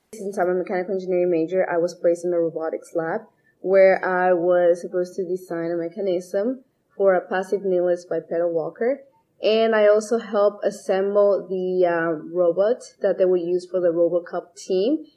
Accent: Ecuador; now in United States; I'm originally from Ecuador

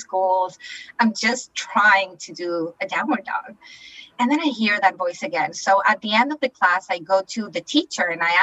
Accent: Chile; moved away as an adult; now in Canada; I'm originally from Chile in South America. And I moved to Canada all by myself.

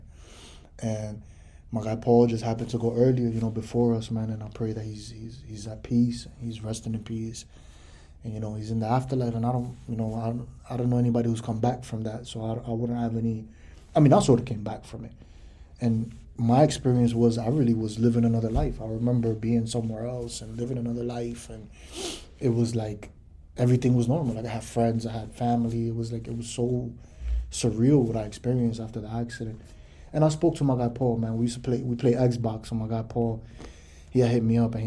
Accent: New York City, New York, United States; Growing up in the Bronx is tough

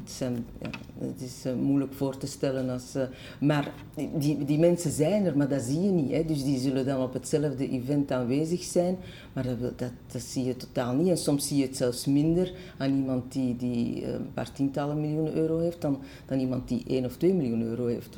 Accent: Brussels, Brussels-Capital Region, Belgium; also born or lived in Schoten / Antwerp; de stad waar ik ben opgegroeid

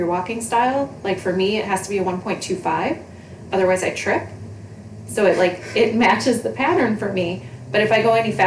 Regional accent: New York, United States; if you can't tell from our voices and our speech patterns, I'm from New York.

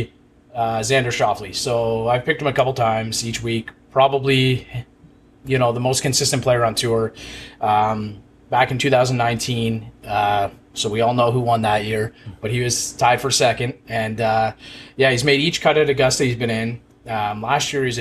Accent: Canada; as a Canadian

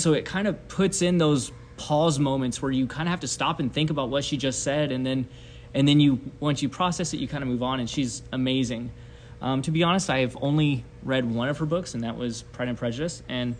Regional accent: Tokyo, Japan; Well, I was born and raised in Japan. My parents are missionaries. They're still missionaries. And I was born in Tokyo, Japan.

